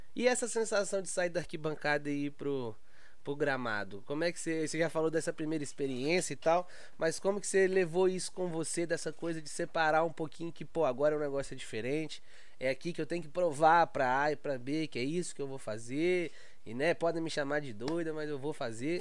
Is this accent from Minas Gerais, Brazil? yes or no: yes; Belo Horizonte, Minas Gerais, Brazil; sou lá de Belo Horizonte